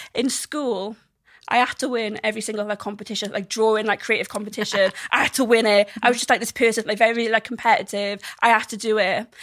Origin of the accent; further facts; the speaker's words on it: South Wales, United Kingdom; I am from the South Wales